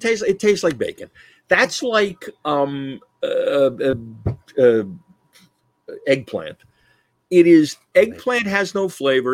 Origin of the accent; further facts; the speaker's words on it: New Jersey, United States; we come from Jersey